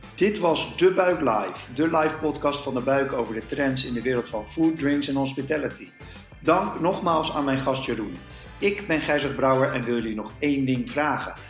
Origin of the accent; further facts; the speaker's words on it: Netherlands; als Nederlanders